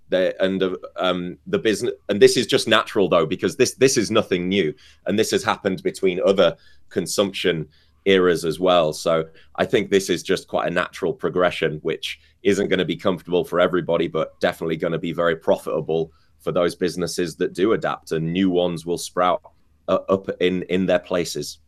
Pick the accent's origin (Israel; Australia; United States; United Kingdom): United Kingdom; I'm British